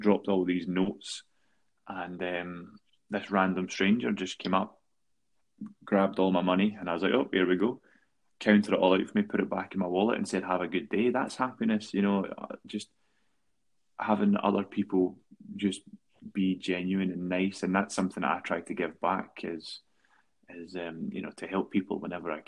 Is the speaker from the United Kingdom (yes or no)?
yes; Paisley, Scotland, United Kingdom; born or raised there